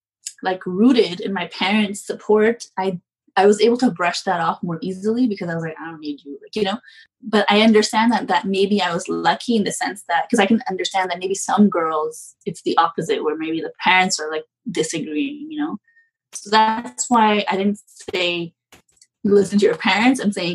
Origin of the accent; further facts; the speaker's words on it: Pakistan; But I also come from a culture, like I'm Pakistani, and it's a culture that's very like male dominant.